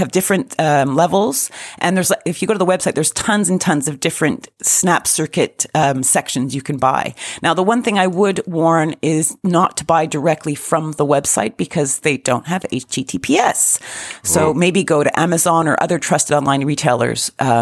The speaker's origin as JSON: {"language": "English", "country": "Canada", "said": "being Canadian"}